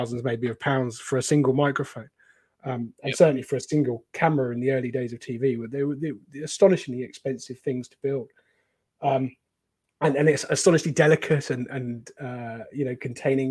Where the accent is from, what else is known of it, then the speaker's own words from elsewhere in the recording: Cornwall, South West England, United Kingdom; I grew up in Cornwall, near Poldhu